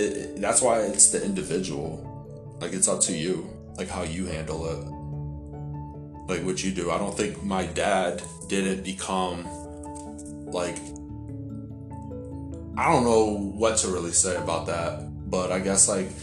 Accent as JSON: {"language": "English", "town": "Hartford", "region": "Connecticut", "country": "United States", "tie": "born or raised there", "said": "because I live in Hartford"}